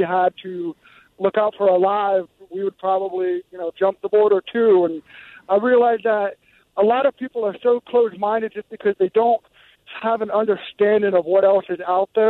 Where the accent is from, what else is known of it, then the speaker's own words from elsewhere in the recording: Los Angeles, California, United States; now in Cincinnati, United States; I'm from Los Angeles and I moved to Cincinnati and it was kind of a culture shock.